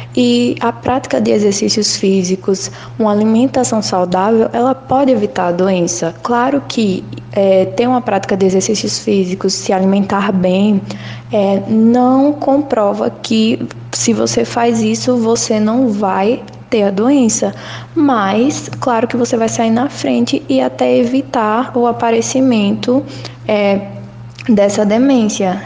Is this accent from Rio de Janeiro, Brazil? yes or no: no; Lagoa da Canoa, Alagoas, Brazil; moved away as an adult; now in Maceió, Brazil; Lagoa da Canoa, que é a minha cidade natal. Então eu saí de lá para fazer jornalismo aqui na UFAL